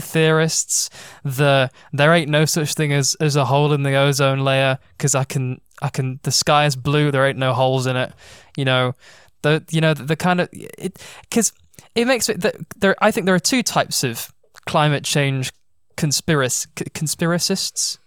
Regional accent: United Kingdom

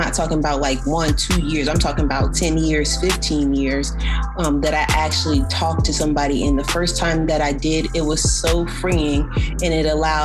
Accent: New Jersey, United States; I grew up in New Jersey

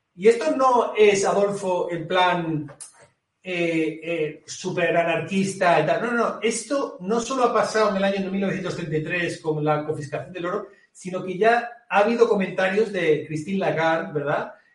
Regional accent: Galicia, Spain; accent: gallego; yo lo digo con acento gallego, yo soy, acento, yo soy gallego

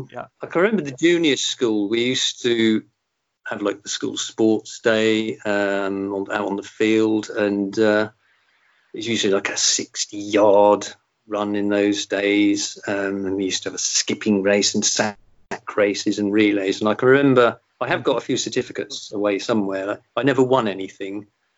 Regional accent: Portsmouth, South East England, United Kingdom; born there; I was born in Portsmouth, or South Sea. In fact, I walked past the house yesterday. It was where my gran lived.

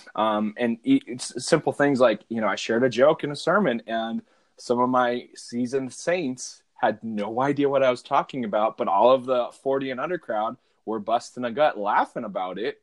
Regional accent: Southwest, United States; also born or lived in Northwest US; now in Northwest, United States; I, grew up in the Southwest where avocados were readily available

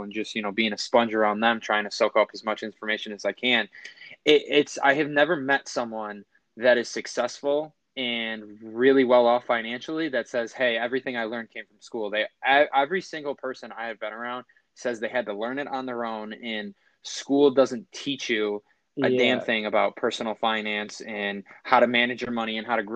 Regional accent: Buffalo, New York, United States; also born or lived in Lancaster, New York; the school district I grew up in Buffalo and Lancaster

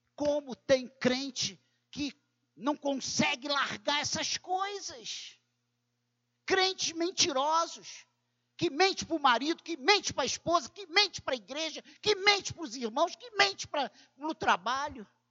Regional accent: Brazil; se somos brasileiros

